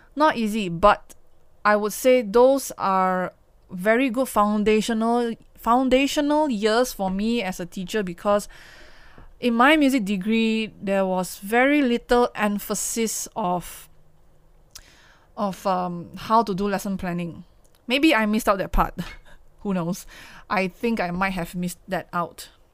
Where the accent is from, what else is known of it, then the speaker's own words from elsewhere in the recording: Kuala Lumpur, Malaysia; I have to come back to K L, come back to my hometown, and stayed in the Klang Valley